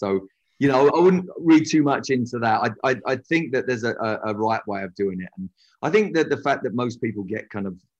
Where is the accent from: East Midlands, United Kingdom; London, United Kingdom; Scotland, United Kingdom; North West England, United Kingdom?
London, United Kingdom; I'm from London